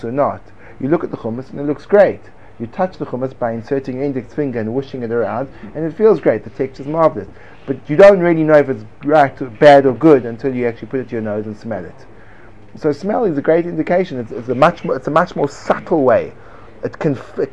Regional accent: United States; I am an American and I say it like Americans say it.

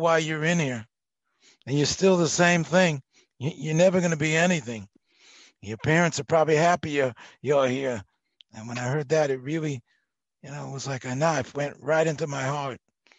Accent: Memphis, Tennessee, United States; So I'm a Baptist Southern boy, and I've been because I am from Memphis.

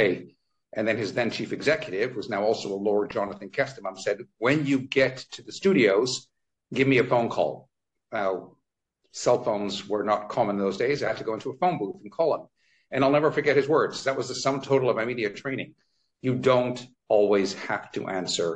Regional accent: Toronto, Ontario, Canada; now in London, United Kingdom; every time I go back to my hometown of Toronto, Canada

